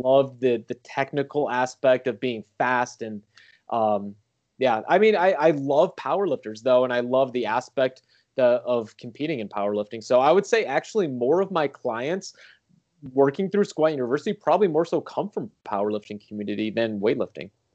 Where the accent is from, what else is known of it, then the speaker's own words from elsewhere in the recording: St. Louis, Missouri, United States; I grew up in Saint Louis, so Eureka High School